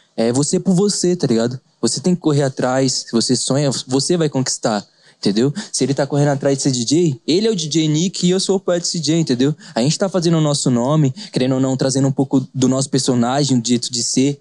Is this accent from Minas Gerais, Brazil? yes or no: no; Avaré, São Paulo, Brazil; Sou de Avaré, continuei mesmo